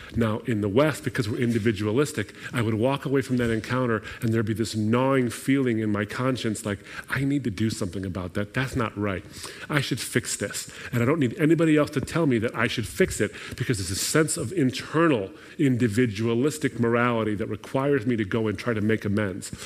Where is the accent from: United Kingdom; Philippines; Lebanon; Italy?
Lebanon; moved away; My people, I'm from Lebanon, I'm from the Middle East.